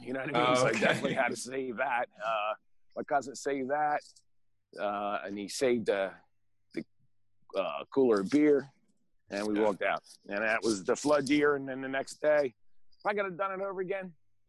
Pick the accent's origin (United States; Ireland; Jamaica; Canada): United States; Pottstown, Pennsylvania; born there; Well, I was born in Pottstown, and then at the age of 5, my parents divorced.